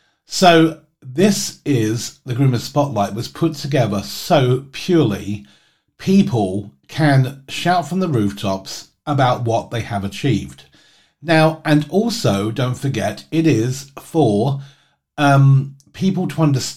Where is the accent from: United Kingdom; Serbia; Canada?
United Kingdom; England; moved away as an adult; also born or lived in United States; when I moved back to England